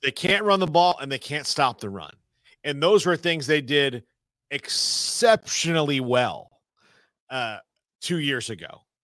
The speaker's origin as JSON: {"language": "English", "region": "the South", "country": "United States", "tie": "born or raised there", "also_born_or_lived": "Texas", "said": "I grew up in the South."}